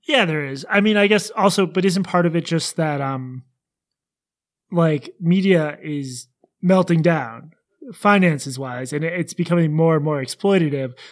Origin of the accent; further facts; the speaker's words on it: Boston, Massachusetts, United States; I'm also from Boston